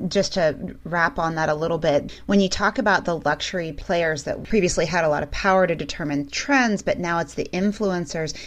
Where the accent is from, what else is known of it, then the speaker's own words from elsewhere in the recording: Midwest, United States; I'm from the Midwest too